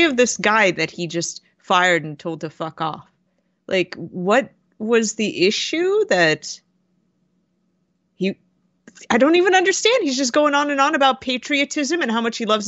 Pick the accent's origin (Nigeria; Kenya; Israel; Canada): Canada